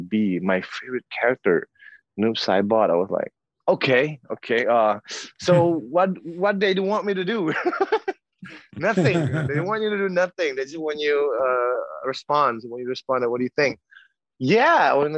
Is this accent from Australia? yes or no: no; South Sumatra, Indonesia; I was born in South Sumatra. We were so poor